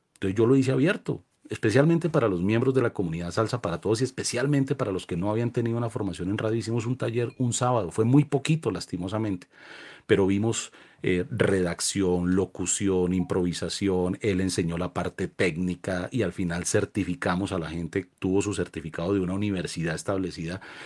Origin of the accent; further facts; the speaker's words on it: Colombia; como colombianos